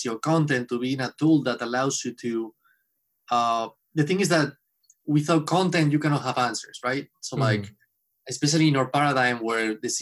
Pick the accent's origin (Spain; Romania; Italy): Spain; moved away as an adult; now in Boston, United States; I'm from Spain. I've been in Boston for 10 years now